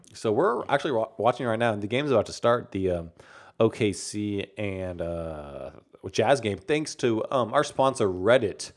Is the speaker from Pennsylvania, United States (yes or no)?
no; San Antonio, Texas, United States; I'm from San Antonio.